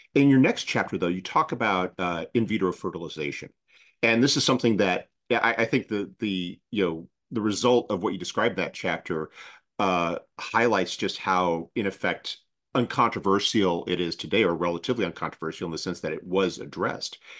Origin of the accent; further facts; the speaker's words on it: United States; as an American